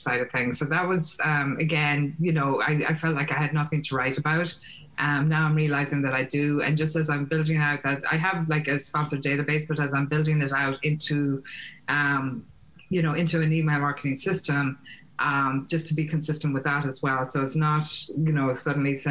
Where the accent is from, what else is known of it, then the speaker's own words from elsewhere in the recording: Ireland; now in United States; I'm Irish, I live in the States